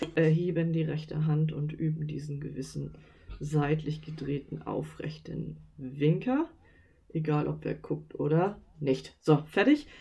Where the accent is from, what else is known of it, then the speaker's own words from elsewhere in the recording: Northern Germany, Germany; wir kommen ja aus Norddeutschland